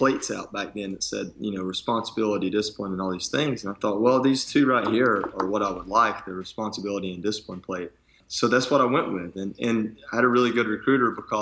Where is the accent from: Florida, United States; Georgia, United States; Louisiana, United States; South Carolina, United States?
Georgia, United States; Dalton; moved away; I'm from Dalton, Georgia, up there in Northwest Georgia